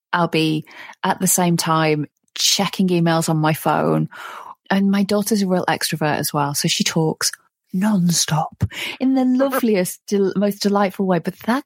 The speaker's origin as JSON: {"language": "English", "country": "United Kingdom", "said": "I'm British, you know, our whole culture is based on"}